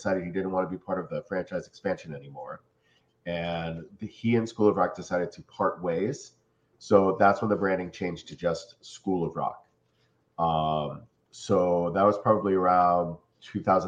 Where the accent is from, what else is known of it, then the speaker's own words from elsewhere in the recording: Cleveland, Ohio, United States; moved away as an adult; also born or lived in New York / Philadelphia; now in South Florida, United States; I'm from Cleveland, Ohio, so I went to college to study jazz